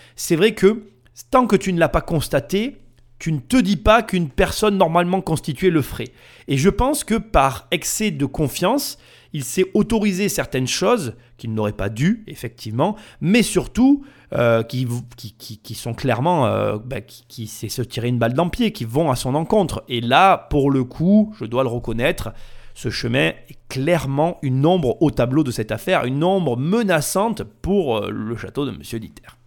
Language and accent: French; the South, southern France, France; accent: southern (accent du Sud); Mon accent du Sud